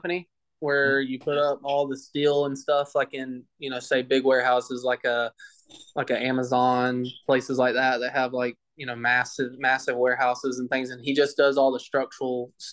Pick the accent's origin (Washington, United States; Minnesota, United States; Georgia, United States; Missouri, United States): Georgia, United States; Douglasville; So there's Douglasville, Georgia, Winston, Georgia, and then Villarica, Georgia, that are all like, they're all three so close together. And we were kind of like right in the middle of it.